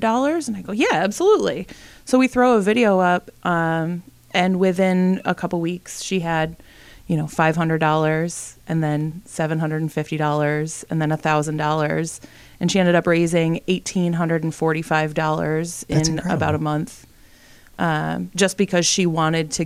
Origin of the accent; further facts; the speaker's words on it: Brockport, New York, United States; I grew up out on the west side in Brockport, you know, pretty small town